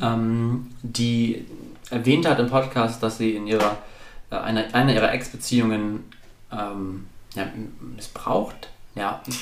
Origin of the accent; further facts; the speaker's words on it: the North, Northern Germany, Germany; ich komme aus dem Norden